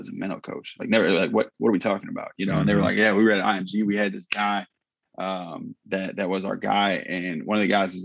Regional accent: Northwest Indiana, United States; moved away; I grew up in Northwest Indiana, about 30 minutes outside of Chicago

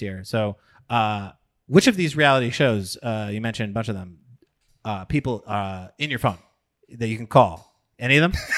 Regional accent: Long Island, New York, United States; I'm from Long Island

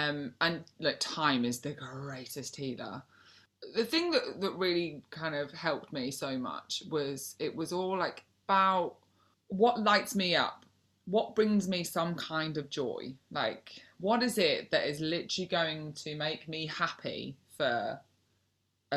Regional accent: North Wales, United Kingdom; moved away; I'm from North Wales originally.

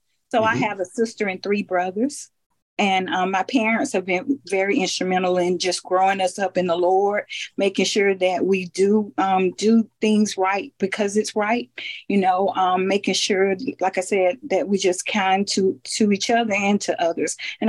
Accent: Phenix City, Alabama, United States; I'm from Phenix City, Alabama.

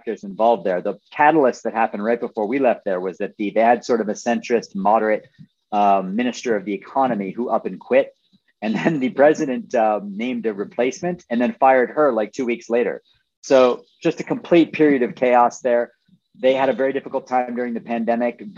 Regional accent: Buffalo, New York, United States; In Buffalo, which is in Western New York State

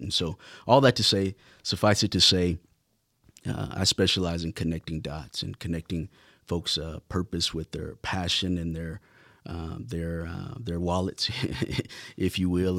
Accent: Lubbock, Texas, United States; being born and raised in Lubbock

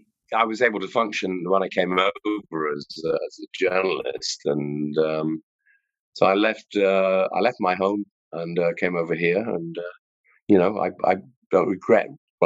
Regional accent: Stockport, North West England, United Kingdom; moved away as an adult; also born or lived in Manchester; now in Ireland; I was born in St. Mary's Hospital in Manchester, but then my parents, actually, my father was a butcher and he had a butcher shop in Stockport with my Kenneth, with my mother, Bren, bless her. And so I grew up actually in Stockport

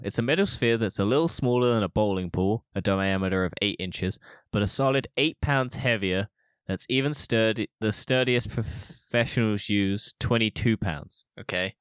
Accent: United Kingdom; I'm British

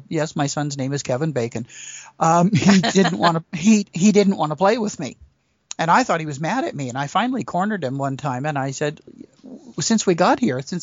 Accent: Lower Mainland, British Columbia, Canada; I was born and raised in the Lower Mainland of BC, and in 1968, my dad moved his business to a small town way up north

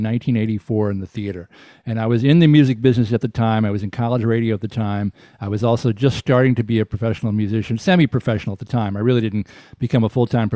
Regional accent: Chattanooga, Tennessee, United States; moved away; also born or lived in New Orleans, Louisiana; I grew up in Chattanooga.

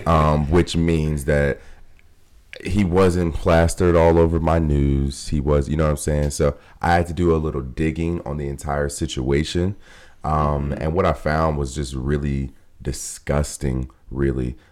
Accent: Cleveland, Ohio, United States; I'm from Cleveland

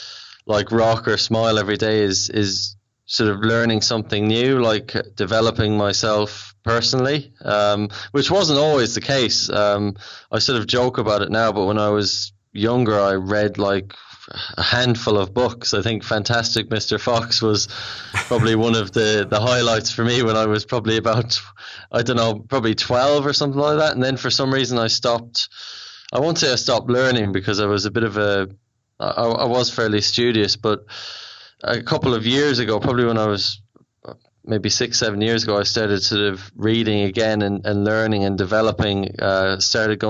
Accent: Ireland; accent: Irish; moved away as an adult; also born or lived in Australia; now in London, United Kingdom; I'm Irish, if you can't tell by the accent.

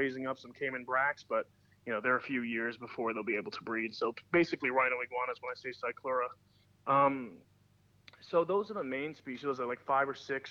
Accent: New York City, New York, United States; I grew up in New York City

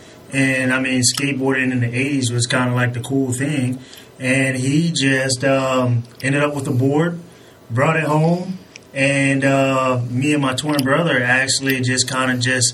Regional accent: Waynesboro, Virginia, United States; we're from Waynesburg, Virginia, small town, just 45 minutes away from Virginia Beach.

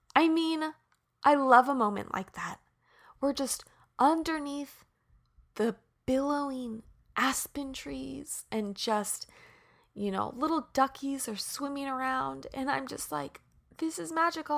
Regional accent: Prairie Village, Kansas, United States; moved away; I'm in the heartland right now where I grew up in Kansas City. I'm back in Prairie Village. Yes, Prairie Village, Kansas.

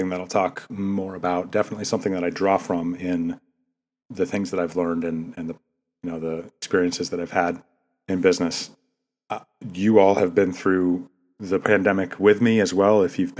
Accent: Maine, United States; moved away; I grew up in Maine.

